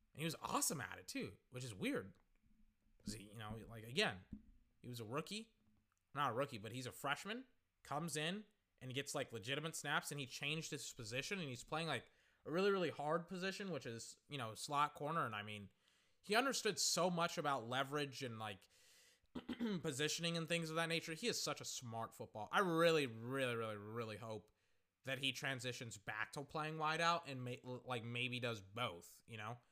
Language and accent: English; Central Texas, United States; I am from Central Texas